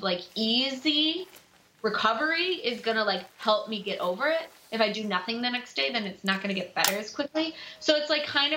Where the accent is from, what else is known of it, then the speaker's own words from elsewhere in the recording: Chicago, Illinois, United States; growing up in Chicago